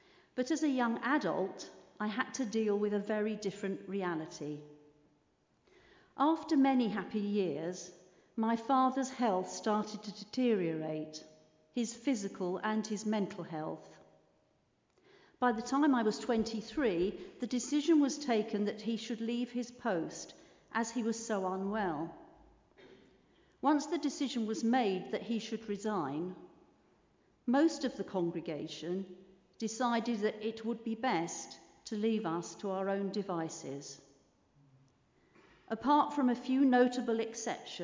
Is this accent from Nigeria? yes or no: no; London, United Kingdom; also born or lived in Heathrow area; I was born in London, where my dad and mum worked for the London City Mission in a very deprived area. When I was 3, Dad became a Baptist minister, firstly at a church near Heathrow Airport, where we stayed until I was 10, and then in North London, where we stayed until I was a young adult